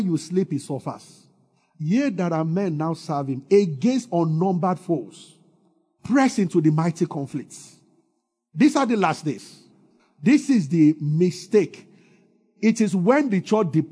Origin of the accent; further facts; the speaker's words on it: Nigeria; I grew up in Sele